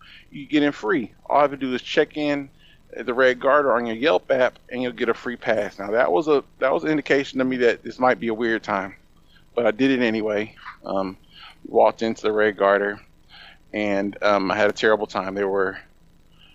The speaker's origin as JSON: {"language": "English", "town": "Indianapolis", "region": "Indiana", "country": "United States", "tie": "born or raised there", "said": "my hometown of Indianapolis, Indiana"}